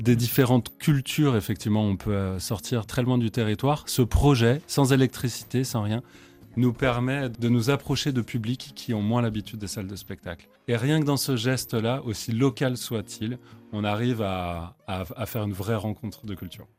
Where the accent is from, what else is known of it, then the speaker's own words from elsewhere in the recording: Vercors, Auvergne-Rhône-Alpes, France; also born or lived in Chartreuse; on vient du Vercors, nous